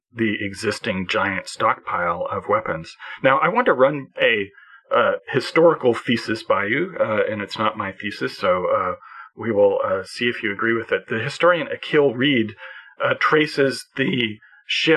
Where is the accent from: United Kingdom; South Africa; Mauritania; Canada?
Canada; as a Canadian